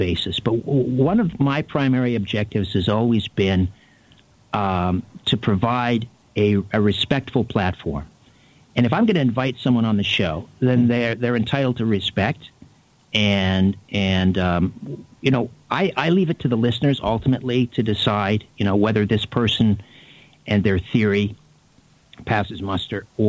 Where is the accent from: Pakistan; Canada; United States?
Canada; my upbringing as a Canadian.